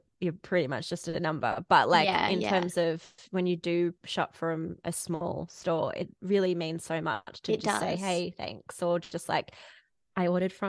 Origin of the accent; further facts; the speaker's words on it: Melbourne, Victoria, Australia; also born or lived in Bendigo; I grew up in Melbourne, but we moved to Bendigo, which is in regional Victoria.